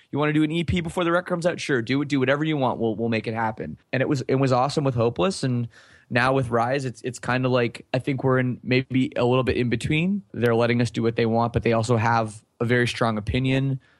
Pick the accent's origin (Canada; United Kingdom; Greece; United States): Canada; And for us, it's like, well, we're from Canada, you know, but we didn't understand at the time.